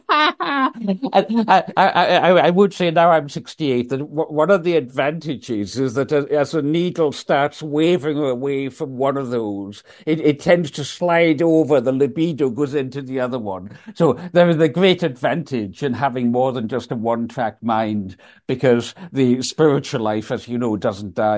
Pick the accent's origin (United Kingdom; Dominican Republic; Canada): United Kingdom; Isle of Lewis, Scotland; moved away as an adult; also born or lived in Aberdeen; I was raised in the Isle of Lewis